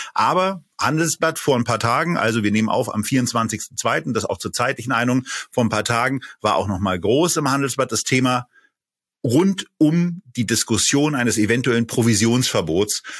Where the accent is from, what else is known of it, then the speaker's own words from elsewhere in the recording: Berlin, Germany; ich bin ja ebenfalls in Berlin geboren